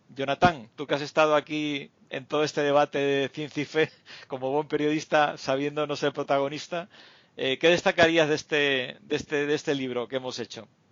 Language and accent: Spanish; Canary Islands, Spain; moved away; Canarias, que es mi tierra